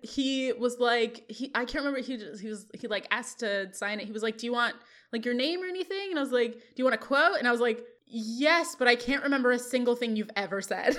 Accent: Chicago, Illinois, United States; I was from Chicago

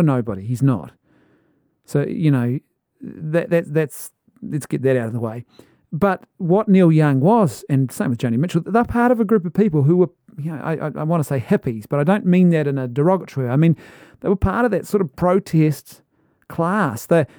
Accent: Ireland; Maybe it's the Irishman in me, but I as an Irishman, you know, you go to the pub and you have the conversation.

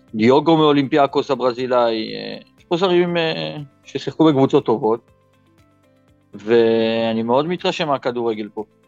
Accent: Israel; moved away as an adult; now in Thailand

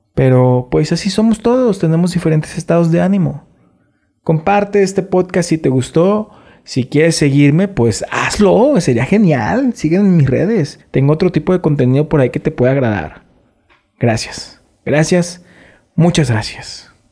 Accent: Mexico; Nosotros como mexicanos

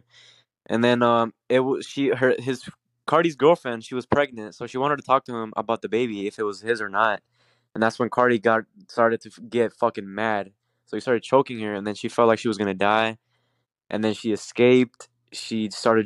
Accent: California, United States; now in Houston, United States; I'm not from Houston, I'm from California

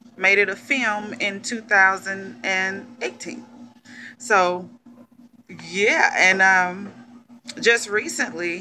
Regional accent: McComb, Mississippi, United States; from Macomb, Mississippi.

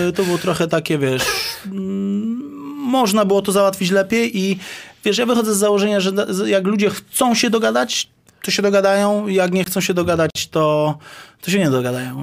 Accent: Lesser Poland, Poland; ja jestem z Małopolski.

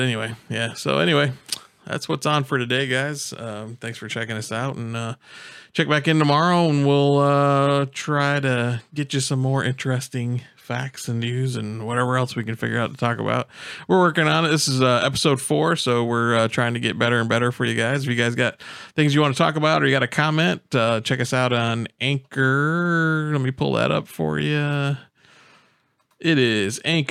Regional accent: Michigan, United States; moved away as an adult; now in Florida, United States; I'm from Michigan

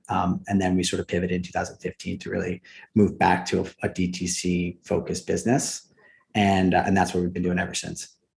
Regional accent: New Jersey, United States; I grew up about 500 yards from the Atlantic Ocean, which uh, which was amazing. And small town, we have about 3,000 people in my hometown

